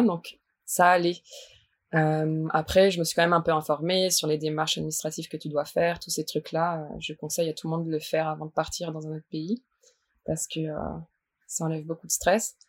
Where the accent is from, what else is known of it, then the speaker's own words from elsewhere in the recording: Strasbourg, Grand Est, France; moved away as an adult; now in Quebec, Canada; je viens de Strasbourg